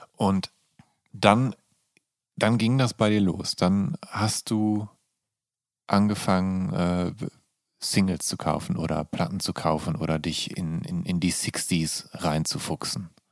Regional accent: Viersen, North Rhine-Westphalia, Germany; now in Berlin, Germany; meiner Heimatstadt

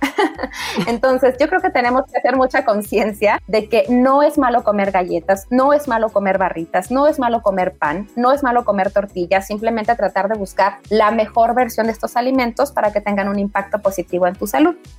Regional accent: Mexico; como, como mexicanos

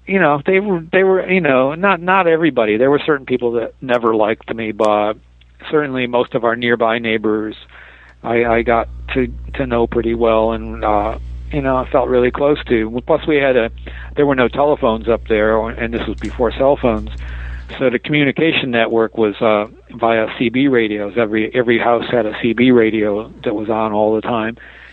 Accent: Detroit, Michigan, United States; moved away; also born or lived in East Bay, California / San Francisco, California; I grew up in Detroit

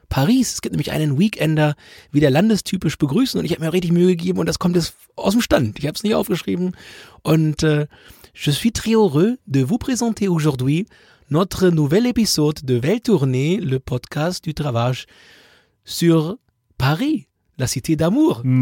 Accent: Germany; wir kommen ja aus dem Grenzgebiet zu Nordrhein-Westfalen

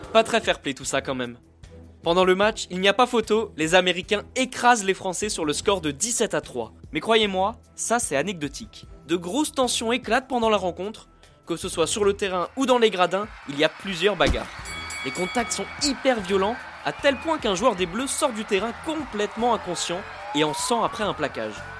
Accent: France; chez nous, en France

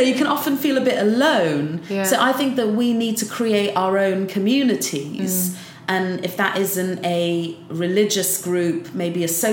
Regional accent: South Wales, United Kingdom; now in London, United Kingdom; I'm from South Wales, where you do see a different community spirit in the valleys

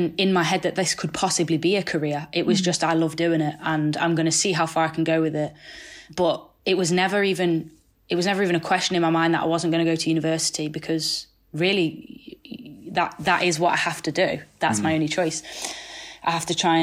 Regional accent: Nottingham, East Midlands, United Kingdom; it was in my hometown

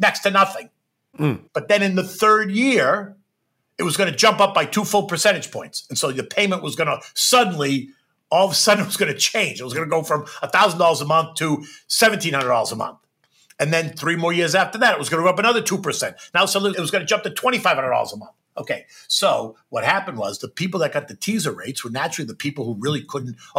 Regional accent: United States; as an American, even as an American that had my own business on the floor of the exchange

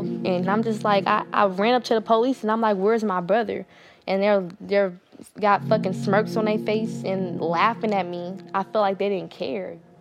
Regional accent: Oakland, California, United States; I'm from East Oakland, California.

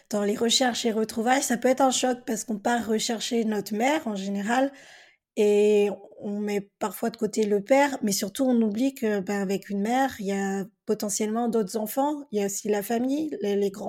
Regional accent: Perros-Guirec, Brittany, France; also born or lived in Bolivia; j'ai grandi donc à, à Péros, en Quai dans les Côtes d'Armor, et j'étais la seule née en Amérique du Sud à l'époque

